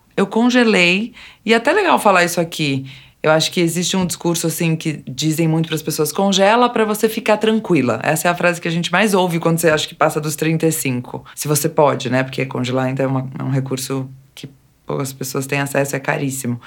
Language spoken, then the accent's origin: Portuguese; São Paulo, Brazil; eu sou aqui de São Paulo mesmo, capital